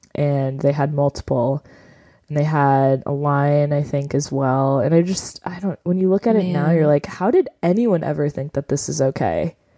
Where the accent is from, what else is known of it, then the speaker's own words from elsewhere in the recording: New York, United States; when I was growing up in New York. And we went, and I was probably 7 at the time.